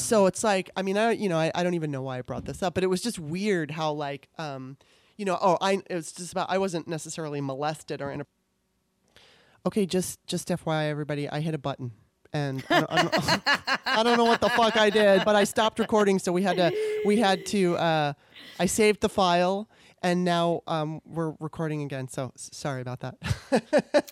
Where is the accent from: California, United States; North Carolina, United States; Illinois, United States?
California, United States; also born or lived in Baltimore, Maryland; I grew up in California